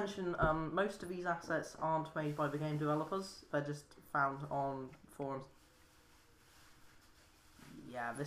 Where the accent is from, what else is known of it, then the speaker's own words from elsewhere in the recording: United Kingdom; we're British people